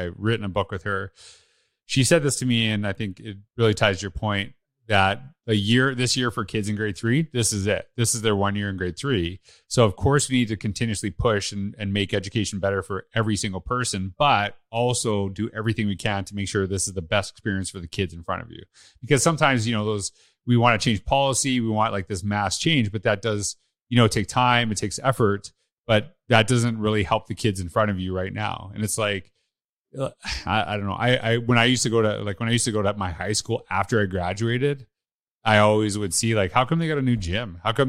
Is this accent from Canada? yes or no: yes; Canada; I'm Canadian, that I would know that right away.